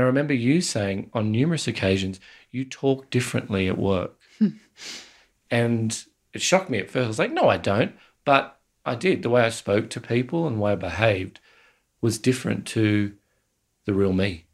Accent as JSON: {"language": "English", "country": "Australia"}